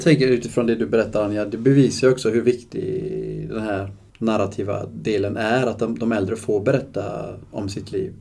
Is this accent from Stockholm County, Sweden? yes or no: no; Uddevalla, Västra Götaland, Sweden; Jag är från Uddevalla.